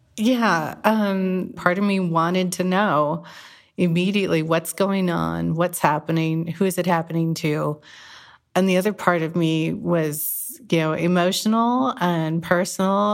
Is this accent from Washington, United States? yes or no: no; Whittier, California, United States; now in Greenville, United States; I'm from Whittier, California, that suffered an earthquake in 1987